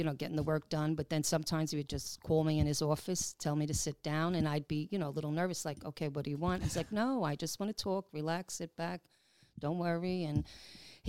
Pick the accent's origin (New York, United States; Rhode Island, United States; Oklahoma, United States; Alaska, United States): New York, United States; you sound like you're from New York. I said, I am.